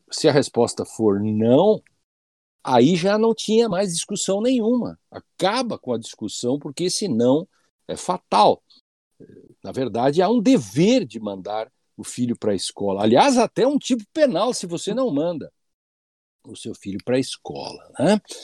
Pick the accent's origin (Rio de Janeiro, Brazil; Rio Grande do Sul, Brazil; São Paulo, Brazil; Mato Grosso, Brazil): Rio Grande do Sul, Brazil; Rio Grande do Sul, né, minha terra